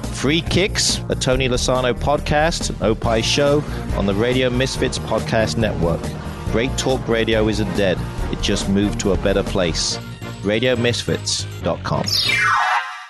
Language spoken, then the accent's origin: English; England, United Kingdom; moved away; I am from England.